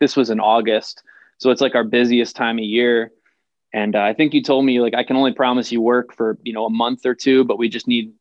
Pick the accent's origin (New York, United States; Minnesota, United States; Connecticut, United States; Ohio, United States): Connecticut, United States; New Haven; moved away as an adult; also born or lived in Boston, Massachusetts; now in Boise, United States; I'm from Connecticut